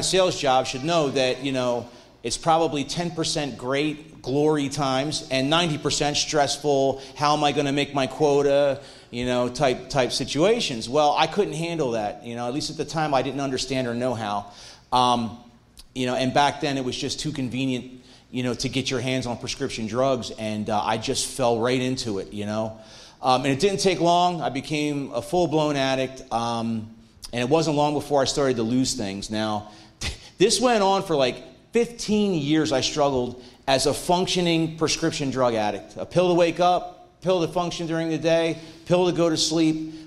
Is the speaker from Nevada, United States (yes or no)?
no; Mantua Township, New Jersey, United States; I'm from Mantua Township originally, not so far away